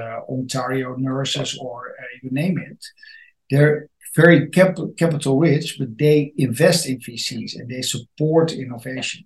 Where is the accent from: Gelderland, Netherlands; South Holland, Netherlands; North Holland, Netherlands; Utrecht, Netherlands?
North Holland, Netherlands; Amsterdam; I'm from the Netherlands, Amsterdam